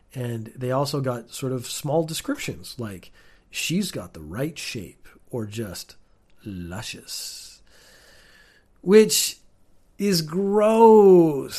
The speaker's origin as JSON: {"language": "English", "country": "Canada", "tie": "born or raised there", "also_born_or_lived": "United Kingdom / Northern Ireland", "moved": "as an adult", "lives_now": "Japan"}